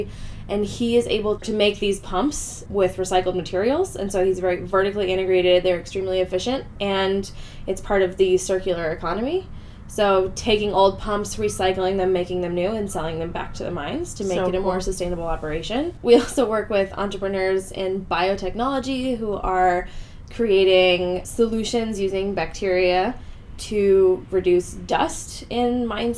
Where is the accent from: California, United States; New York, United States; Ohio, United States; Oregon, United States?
Oregon, United States; moved away as an adult; also born or lived in Antofagasta, Chile; now in Santiago, Chile; I'm from Oregon in the United States, so that's on the West Coast, and I've been in Chile for 5 years now